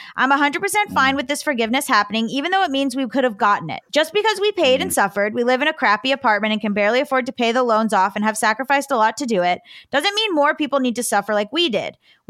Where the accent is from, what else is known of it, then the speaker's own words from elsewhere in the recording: Cooper City, Florida, United States; I don't know who this is, but I am from Cooper City and I know a lot of moms.